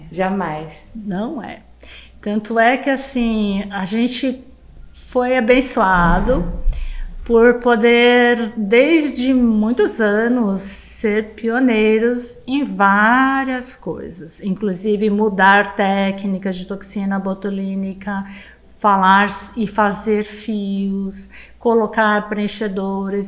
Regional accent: Brazil; uma brasileira de olho puxado

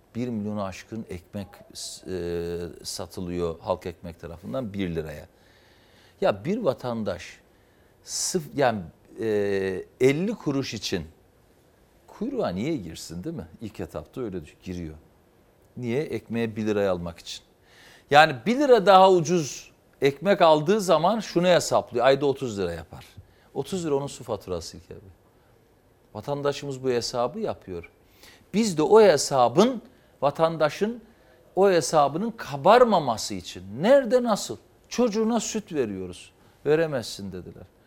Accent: Trabzon, Turkey; born or raised there; now in Istanbul, Turkey

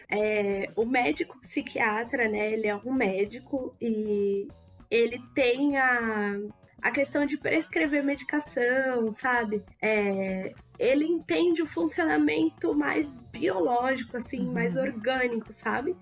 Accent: São Paulo, Brazil; also born or lived in Mogi das Cruzes; eu sou da Zona Norte de São Paulo, mas na verdade estudei em Mogi das Cruzes e voltei pra Zona Norte

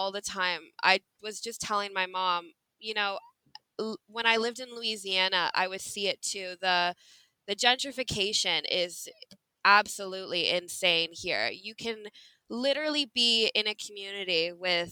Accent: Canada; moved away as an adult; also born or lived in Illinois / Texas; now in United States; I didn't grow up in America. I grew up in Canada, and I came to America when I was 18

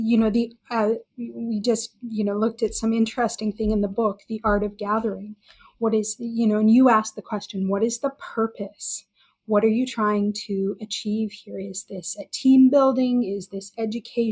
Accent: Alberta, Canada; moved away; I grew up in Alberta

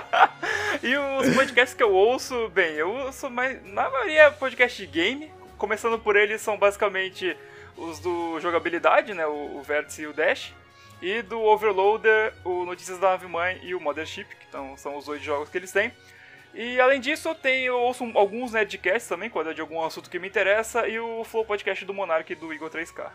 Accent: São Paulo, Brazil; sou do estado de São Paulo

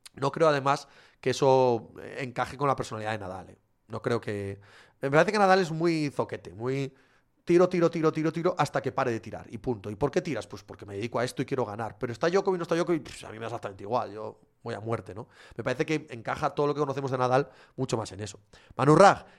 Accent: southwest Asturias, Spain; Somos, los que somos de allí, de, del suroccidente de Asturias, somos un poco gallegos

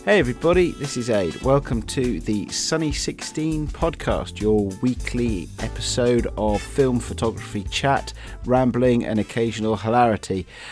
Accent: Bristol, South West England, United Kingdom; when I was a kid and we were growing up in Bristol

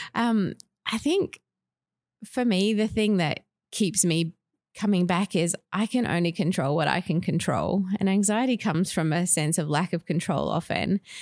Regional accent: Perth, Western Australia, Australia; moved away as an adult; also born or lived in Tasmania / Victoria / Northern Territory; I grew up in Perth, but lived in Tasmania, Victoria, and Northern Territory

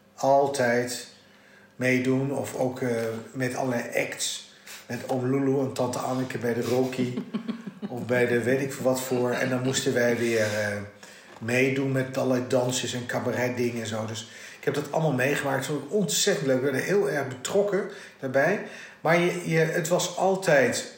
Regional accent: Netherlands; also born or lived in Dutch East Indies (ancestry); ik ben wel Nederlander, maar ik ben geen Hollander

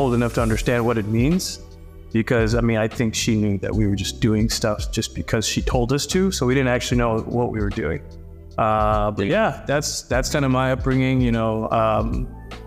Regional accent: Harare, Zimbabwe; moved away; I grew up in Harare, Zimbabwe, which is the capital city of Zimbabwe

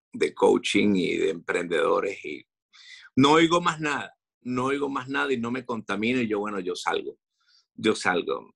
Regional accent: Venezuela; now in Madrid, Spain

